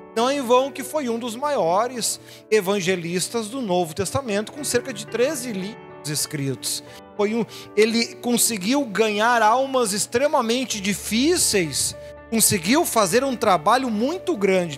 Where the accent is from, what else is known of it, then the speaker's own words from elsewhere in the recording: Brazil; somos pura e meramente brasileiros